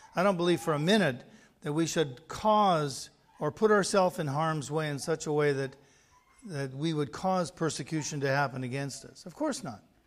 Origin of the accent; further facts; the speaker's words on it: Canada; being Canadian